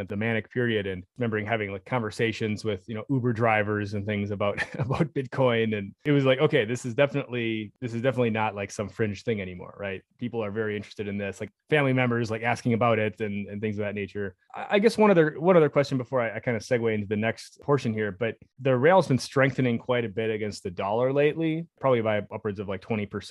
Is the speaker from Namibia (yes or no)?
no; United States; speaking as an American